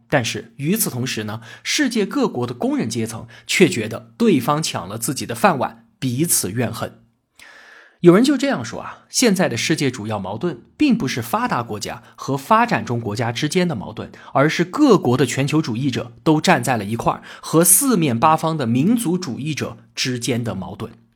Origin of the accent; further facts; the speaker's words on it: China; 在我们中国人看来，政府在经济当中保持重大决策，这本来就是我们中国特色